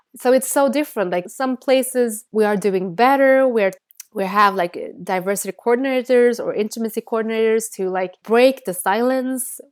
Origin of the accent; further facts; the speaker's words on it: Sweden; first language Bengali; English is a second language; growing up in Sweden